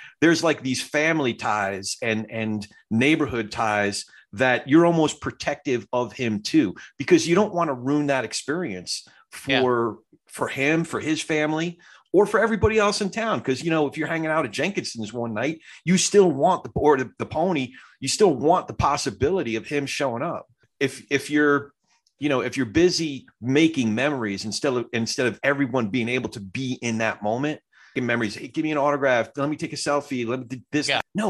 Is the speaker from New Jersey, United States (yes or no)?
yes; Englishtown, New Jersey, United States; in the town that I lived in, which is English Town near the auction and all that. So when I say I'm from … country, you know, like my hometown.